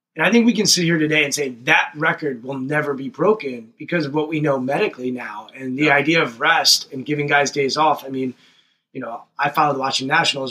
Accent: Montgomery County, Washington, Maryland, United States; we grew up in Montgomery mm-hmm. County, which is Washington, D.C. suburbs

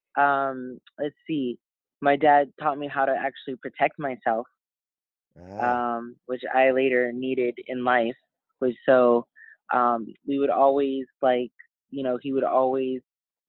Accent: Los Angeles, California, United States; I was raised in Hollywood Hills, overlooking the city of Los Angeles

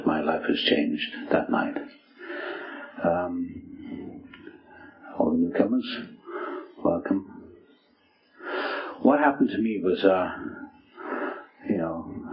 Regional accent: South Wales, United Kingdom; moved away as an adult; also born or lived in England; now in United States; I was born in South Wales

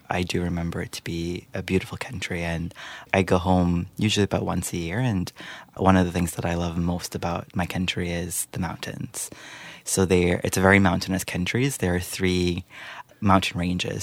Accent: Guyana; moved away as an adult; also born or lived in Trinidad and Tobago; now in Peterborough, Canada; I was born in Trinidad and Tobago, but I lived for most of my life in Guyana in South America, uh, before moving to Canada.

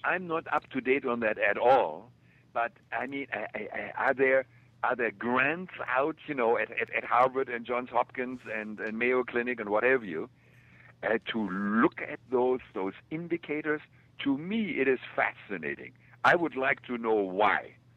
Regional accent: Germany; moved away; also born or lived in Kansas City; I grew up in Germany.

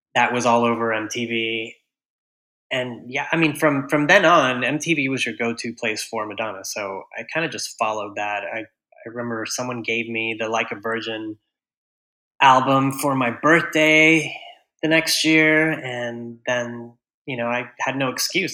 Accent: Houston, Texas, United States; now in New York City, United States; I grew up in Houston, Texas

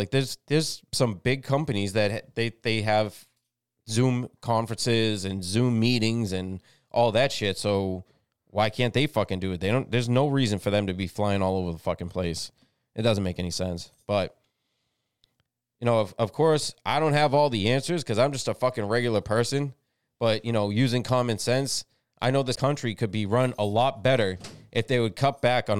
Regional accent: United States; But, you know, we're American, so don't fucking force shit down our fucking throats.

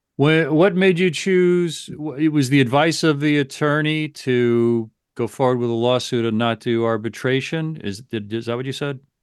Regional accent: New York, United States; I grew up in and around New York

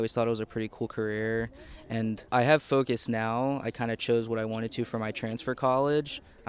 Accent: Willingboro, New Jersey, United States; I'm from Willingboro as well.

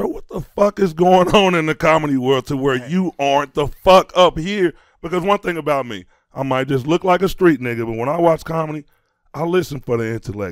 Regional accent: Chicago, Illinois, United States; I'm from Chicago

